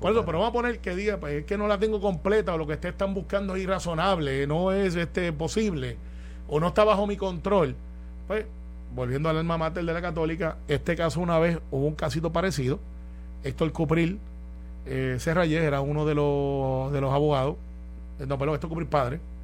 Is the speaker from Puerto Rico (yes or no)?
yes; Puerto Rico; así somos todos los puertorriqueños